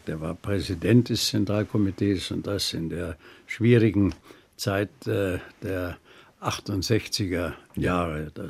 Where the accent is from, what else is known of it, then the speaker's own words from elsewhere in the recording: Bavaria, Germany; als Bayer sage ich vom